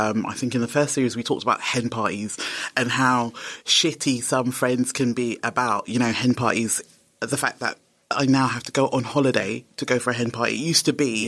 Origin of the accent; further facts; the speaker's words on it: London, United Kingdom; also born or lived in Nigeria; I come from London